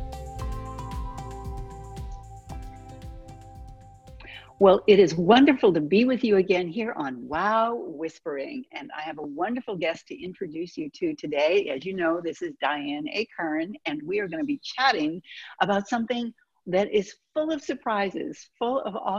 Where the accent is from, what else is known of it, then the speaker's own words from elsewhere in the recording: Boston, Massachusetts, United States; I was born in Boston myself